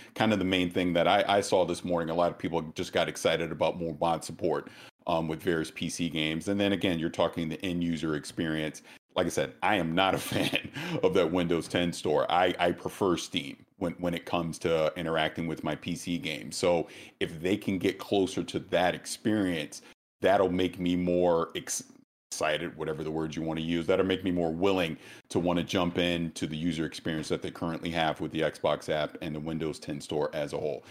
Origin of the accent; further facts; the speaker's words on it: the South, United States; I'm from the South